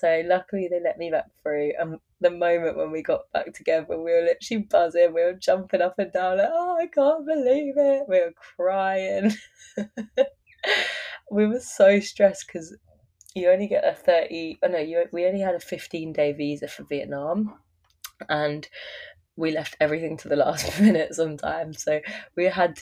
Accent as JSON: {"language": "English", "area": "Surrey", "region": "South East England", "country": "United Kingdom", "tie": "born or raised there", "moved": "as an adult", "lives_now": "Byron Bay, Australia", "said": "my hometown in Surrey in England"}